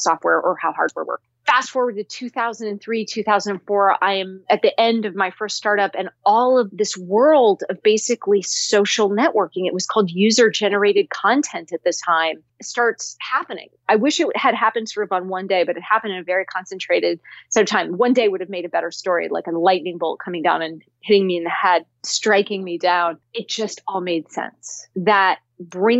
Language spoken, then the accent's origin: English; Cupertino, California, United States; I grew up in Cupertino, California